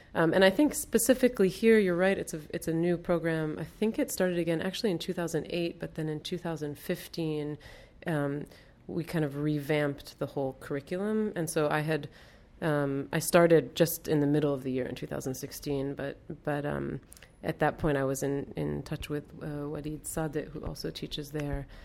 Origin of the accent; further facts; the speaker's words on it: Baltimore, Maryland, United States; moved away as an adult; also born or lived in Lebanon / New Hampshire / Rome / London; now in Beirut, Lebanon; I grew up in Baltimore